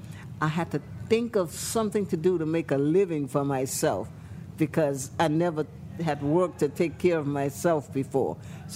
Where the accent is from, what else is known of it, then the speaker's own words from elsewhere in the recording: Des Allemands, Louisiana, United States; Bayou Des Almonds.